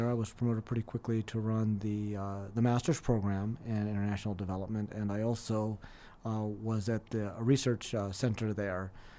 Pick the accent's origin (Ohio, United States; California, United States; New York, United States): California, United States; Los Angeles; So I grew up in Los Angeles, California